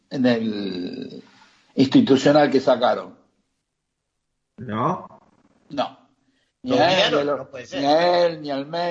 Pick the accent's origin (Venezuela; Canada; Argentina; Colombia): Argentina; estamos en la Argentina y somos argentinos.